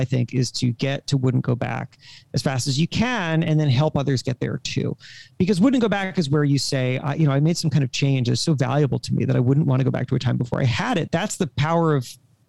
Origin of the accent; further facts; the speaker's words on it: Coral Springs, Florida, United States; I was raised in Coral Springs, Florida.